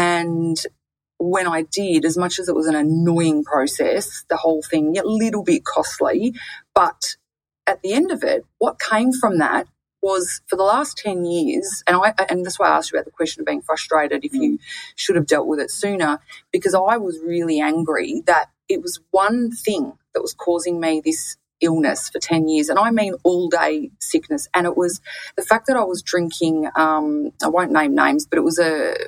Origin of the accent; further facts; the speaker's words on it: Bronx, New York, United States; I'm from the Bronx. I like to keep it real